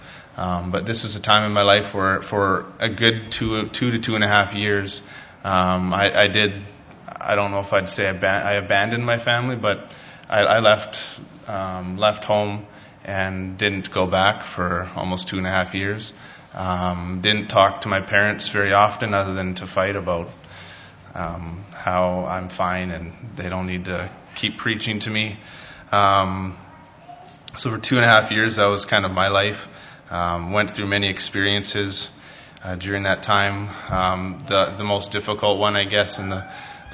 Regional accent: Salmon Arm, British Columbia, Canada; also born or lived in Dauphin, Manitoba; I grew up in Church of Christ, actually, in a few different ones, mostly Salmon Arm and in one in Dauphin, Manitoba

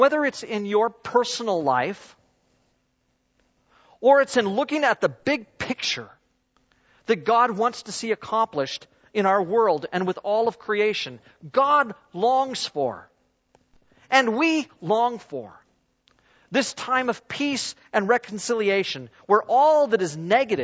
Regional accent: United States; moved away; also born or lived in southern United States; I'm an American

